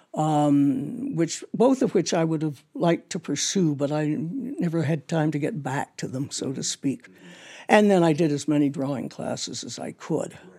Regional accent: Toronto, Ontario, Canada; I grew up in Toronto

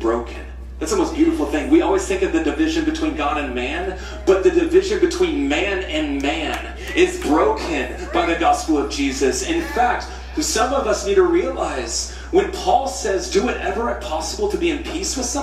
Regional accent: United States; I'm an American

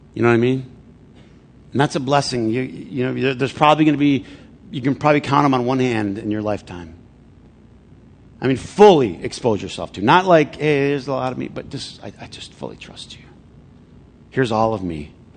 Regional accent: Flint, Michigan, United States; I grew up in Flint

